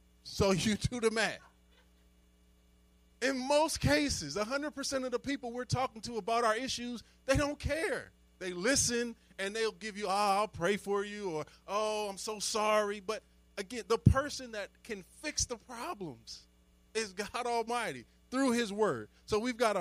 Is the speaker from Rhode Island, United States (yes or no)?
no; Chester, Pennsylvania, United States; moved away as an adult; I grew up in Chester, Pennsylvania.